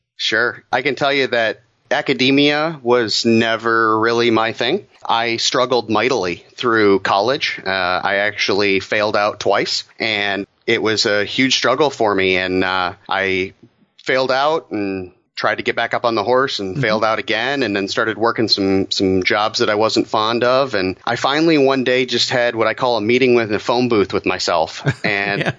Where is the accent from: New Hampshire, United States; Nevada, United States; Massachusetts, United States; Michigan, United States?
Michigan, United States; Detroit; being born and raised in Metro Detroit, you know, it definitely is the motor city